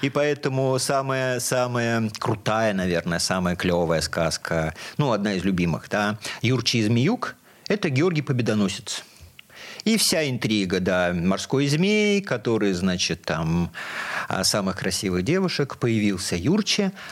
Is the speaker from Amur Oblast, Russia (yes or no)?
no; Bashkortostan, Russia; moved away as an adult; also born or lived in Ufa; now in Saint Petersburg, Russia; То есть я родился в Башкирии, учился в Уфе, а потом 40 лет назад переехал в город Ленинград.